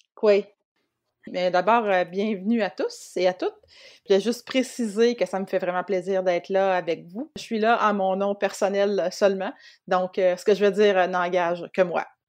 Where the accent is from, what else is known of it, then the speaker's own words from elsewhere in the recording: Montmagny, Quebec, Canada; also born or lived in Rimouski; j'ai grandi à Montmagny, j'ai étudié à Rimouski